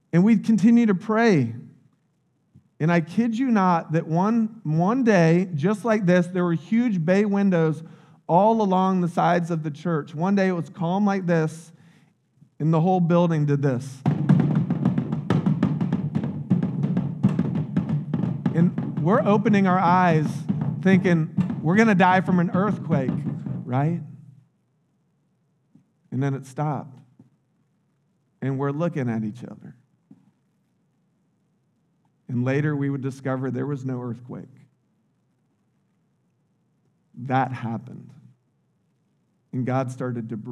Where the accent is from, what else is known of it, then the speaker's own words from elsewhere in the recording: United States; I grew up in Little Polk County.